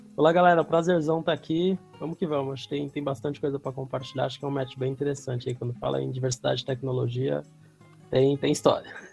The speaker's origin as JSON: {"language": "Portuguese", "region": "São Paulo", "country": "Brazil", "said": "vim da periferia de São Paulo"}